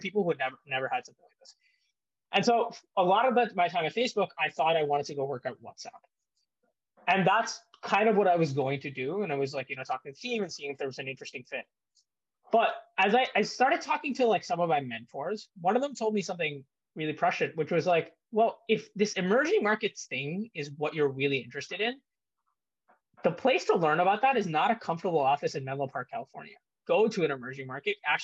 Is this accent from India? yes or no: yes; India; moved away; also born or lived in United States; I was born in India, spent a lot of my childhood there